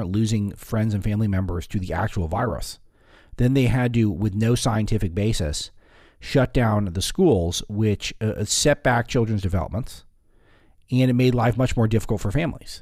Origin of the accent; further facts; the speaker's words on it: Los Angeles, California, United States; the LA area now, which is a bright spot in my hometown